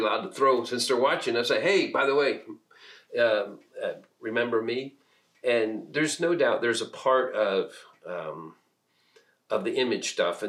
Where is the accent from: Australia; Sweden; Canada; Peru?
Peru; moved away as an adult; I was born and raised in Peru, South America, so most of my first 18 years were in South America.